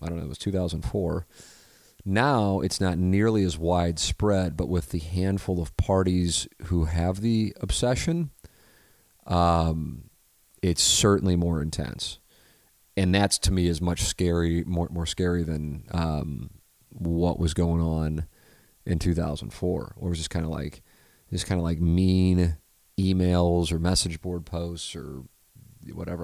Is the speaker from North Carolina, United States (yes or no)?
no; St. Louis, Missouri, United States; growing up in South St. Louis, it isn't uh, exactly uh, diverse when it comes to religion.